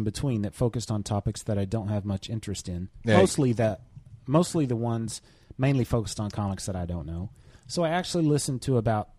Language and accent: English; Minnesota, United States; I'm from Minnesota, and I am 24 years old.